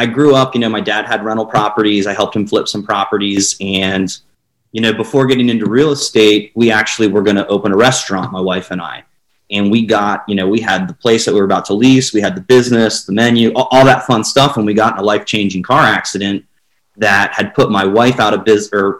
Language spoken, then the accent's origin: English; Lancaster County, Pennsylvania, United States; born or raised there; moved away as an adult; now in St. Augustine, United States